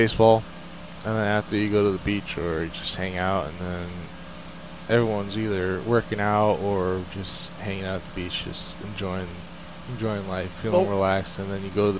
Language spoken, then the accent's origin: English; Brooklyn, New York, United States; In Brooklyn, New York.